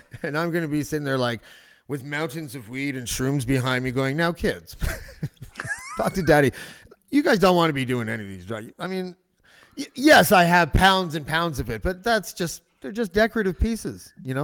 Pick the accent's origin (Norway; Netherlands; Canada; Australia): Canada; Whitby, Ontario; I grew up in Whitby